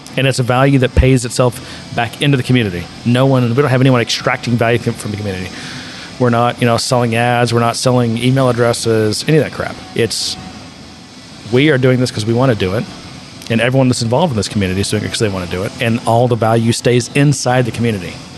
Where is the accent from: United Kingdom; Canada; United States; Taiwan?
United States; being an American